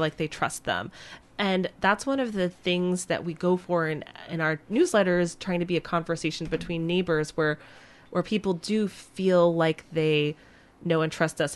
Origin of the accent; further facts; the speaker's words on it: Vermont, United States; now in Minnesota, United States; I grew up in Vermont